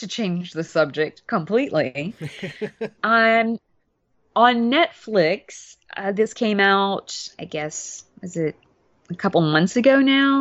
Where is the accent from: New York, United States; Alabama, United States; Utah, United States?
Alabama, United States; Mobile; Mobile, where I grew up in Alabama